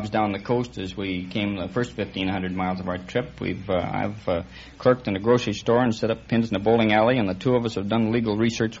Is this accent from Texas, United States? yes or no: no; Vancouver, Washington, United States; I was born in Vancouver, Washington.